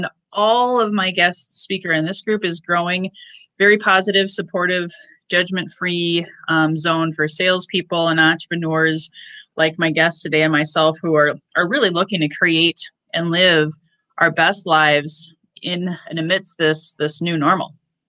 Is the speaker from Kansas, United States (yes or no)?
no; Northwest Iowa, United States; moved away; also born or lived in Minneapolis; I grew up in Northwest Iowa, but I went all the way to Minneapolis.